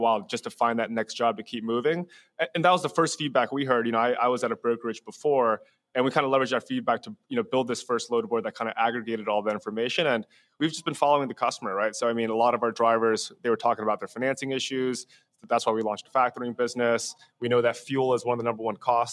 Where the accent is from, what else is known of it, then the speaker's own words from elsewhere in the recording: New Jersey, United States; I grew up in New Jersey